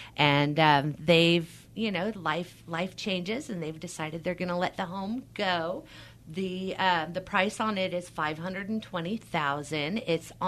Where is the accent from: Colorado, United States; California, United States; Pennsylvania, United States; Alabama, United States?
California, United States; Fremont; moved away as an adult; now in Pollock Pines, United States; I'm a Bay Area girl. I grew up in the Bay Area. I grew up in Fremont. So moving to Pollock Pines, I didn't know what mountain life was. And here I am 17 years later, a bona fide mountain woman.